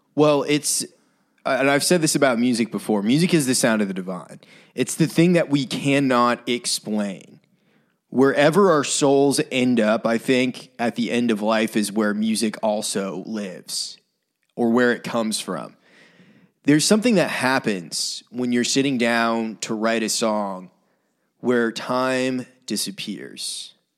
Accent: Brunswick, Maine, United States; moved away; I lived in my hometown, Brunswick

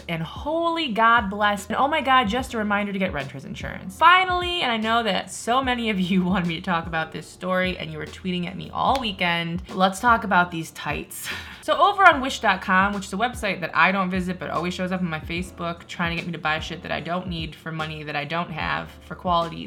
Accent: Midwest, United States; I'm from the Midwest

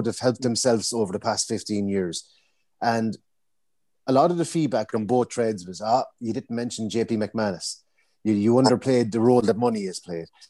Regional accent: North Tipperary, Ireland; I'm from North Tipperary, and that's a hurling stronghold.

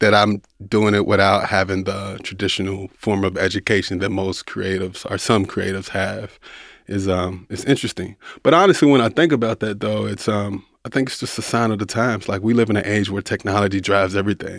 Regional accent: Louisville, Kentucky, United States; I'm from Louisville, Kentucky. I'm from the inner city, grew up poor

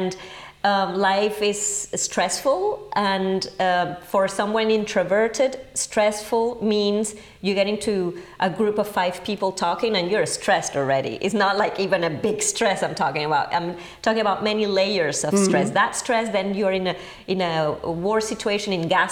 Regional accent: Caracas, Capital District, Venezuela; English is a second language; moved away as an adult; also born or lived in England / Paris; I was born in Venezuela, in Caracas, the capital.

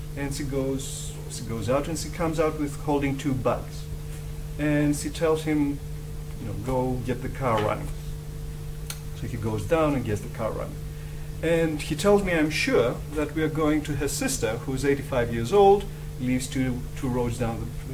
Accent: Greece; moved away; me and Eva are migrants, we're from Greece. And we are working here

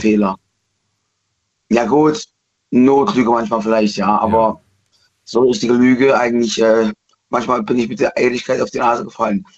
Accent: East Germany, Germany; Ich bin Ossi aus der DDR

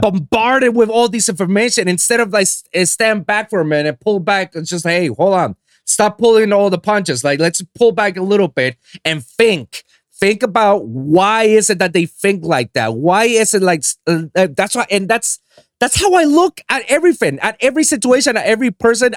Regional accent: Puerto Rico; I'm from Puerto Rico. That's I was born and raised in that island

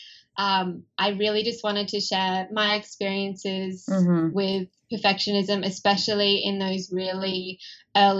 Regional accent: Australia; accent: Australian; you can probably tell from my accent that I'm Australian

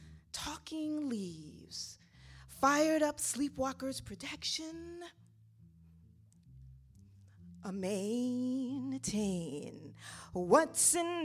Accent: Cleveland, Ohio, United States; now in Brooklyn, United States; I'm originally from Cleveland

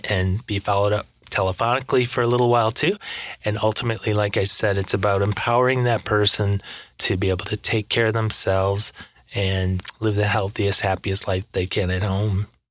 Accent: Michigan, United States; now in West Palm Beach, United States; I'm from Michigan. I live in Florida now

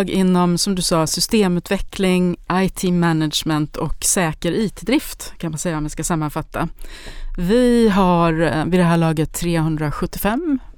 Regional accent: Sundsvall, Västernorrland County, Sweden; now in Danderyd, Sweden; Jag kommer ursprungligen från Sundsvall, är civilingenjör från Chalmers inom industriell ekonomi. Jag bor i Danderyd

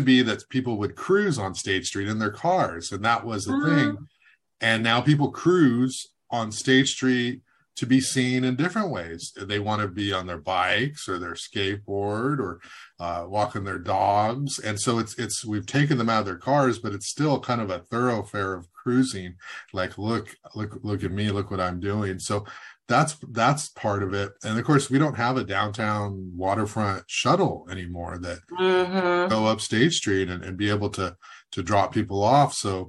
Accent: Santa Barbara, California, United States; also born or lived in Goleta; I grew up here in Goleta and Santa Barbara and moved all around, but I've been here most of my life.

